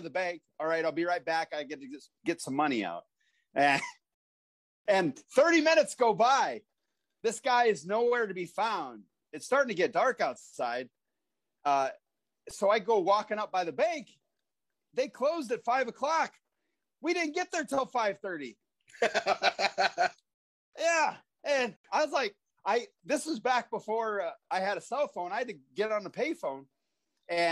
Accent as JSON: {"language": "English", "town": "Watkins", "region": "Iowa", "country": "United States", "also_born_or_lived": "Ohio", "moved": "as an adult", "said": "from Watkins, Iowa. I worked at a man refrigeration for 2.5 years to save money to go to pro wrestling school. Population 100 in Watkins, Iowa"}